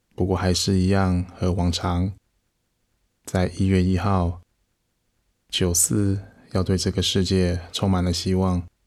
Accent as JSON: {"language": "Chinese", "country": "Taiwan", "said": "我们甚至在台湾这个小岛上"}